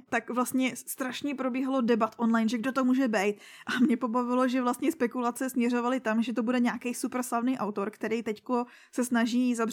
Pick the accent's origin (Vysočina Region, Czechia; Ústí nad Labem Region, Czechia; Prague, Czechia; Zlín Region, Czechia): Ústí nad Labem Region, Czechia; Litvínov; A tady u nás v Litvínové byla letos zpráva.